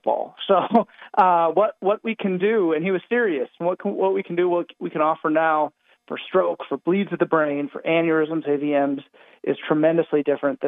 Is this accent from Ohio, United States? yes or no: yes; Northeast Ohio, United States; I'm from the Northeast Ohio area.